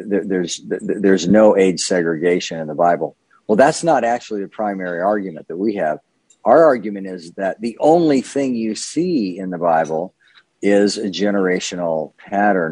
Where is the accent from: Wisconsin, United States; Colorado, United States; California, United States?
California, United States; Southern; moved away as an adult; now in Wake Forest, United States; I grew up in Southern California, spent the first half of my life there